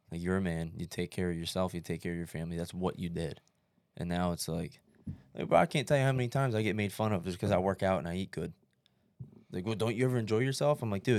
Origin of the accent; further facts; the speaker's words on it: Bangor, Maine, United States; We joke about it, like, oh, we're from Bangor, like what happens in Bangor, right?